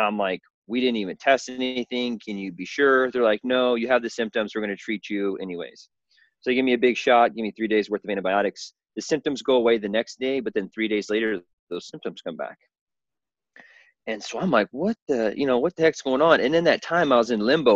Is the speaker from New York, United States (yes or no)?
no; Southern Illinois, United States; I was born and raised in the Midwest in a small town on a farm.